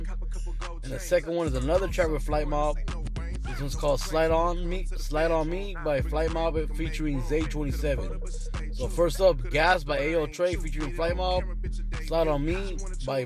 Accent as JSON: {"language": "English", "area": "Orange County", "region": "California", "country": "United States", "tie": "born or raised there", "said": "That's where I'm from, guys. I'm from Orange County"}